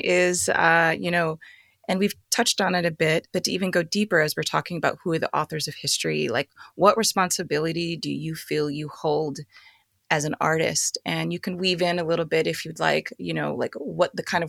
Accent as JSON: {"language": "English", "country": "Philippines", "said": "I'm Filipino."}